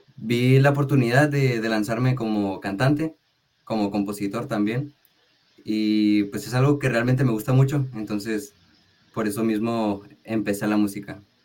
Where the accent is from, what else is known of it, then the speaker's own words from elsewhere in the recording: Tijuana, Baja California, Mexico; also born or lived in Sinaloa; Yo soy de Tijuana, Baja California. Soy nacido aquí, en Tijuana